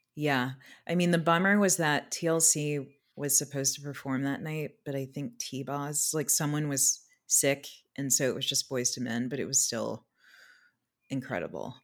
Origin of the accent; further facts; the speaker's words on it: Anchorage, Alaska, United States; moved away; I also spent the early part of my childhood in Alaska. I was born in Anchorage